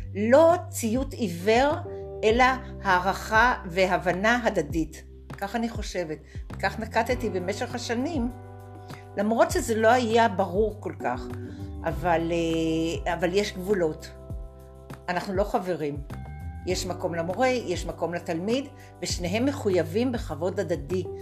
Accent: Tel Aviv, Tel Aviv District, Israel; moved away as an adult; also born or lived in Golan Heights; now in Nov, Israel; גדלתי בתל אביב

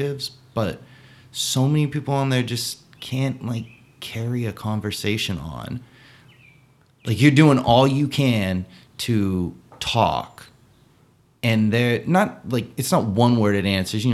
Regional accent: New Hampshire, United States; also born or lived in California; I was born in California, but I was raised in New Hampshire.

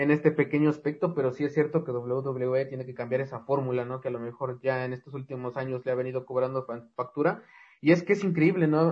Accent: Mexico; como mexicanos

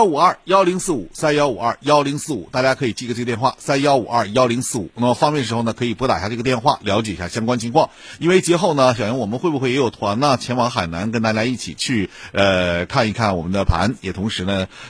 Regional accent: Shenyang, Liaoning, China; 我们沈阳人

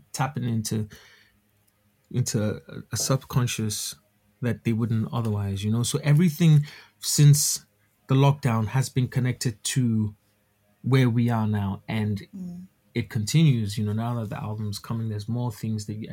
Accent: Ghana; for me being a Ghanaian

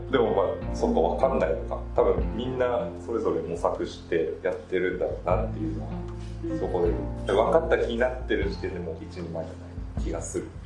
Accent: Kyushu, Japan; 出身は九州です。

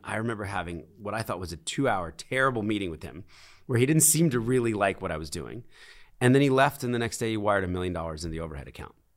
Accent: Philadelphia, Pennsylvania, United States; moved away; also born or lived in New York City; I was born in Philadelphia. I was raised in a very conservative Christian home

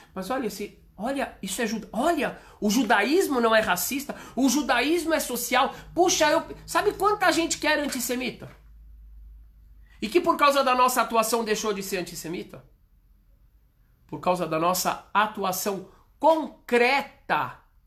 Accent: Brazil; Se eu sou brasileiro, graças a Deus eu sou brasileiro.

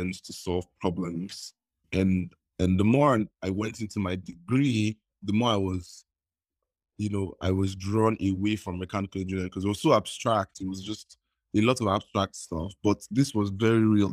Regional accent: Nigeria; I was like every typical Nigerian growing up in Nigeria

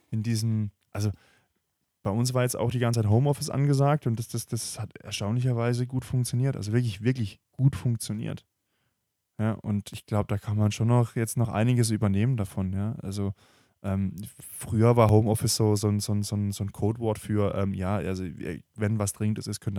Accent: Germany; Wir lieben ja Technologie als Deutsche.

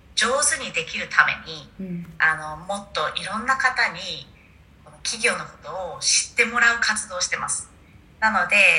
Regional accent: New Zealand; moved away as an adult; now in Japan; 生まれ育ちがニュージーランドで大学もニュージーランドでしたなので大学卒業してから日本に来てます、

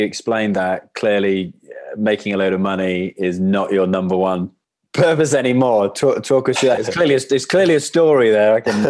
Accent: Wales, United Kingdom; we're chatting rugby and stuff like that, being Welsh.

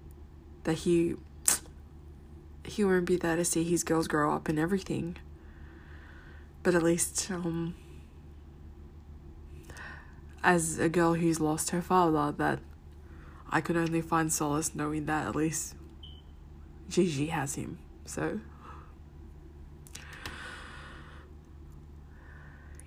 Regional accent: Sydney, New South Wales, Australia; as a brown kid growing up in Western Sydney.

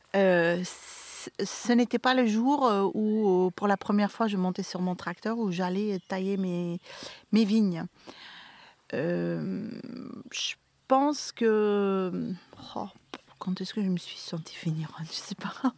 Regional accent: Flanders, Belgium; moved away as an adult; now in Beaumont-en-Véron, France; Les vins de mon pays natal, qui a eu maintenant une... Euh, la Belgique

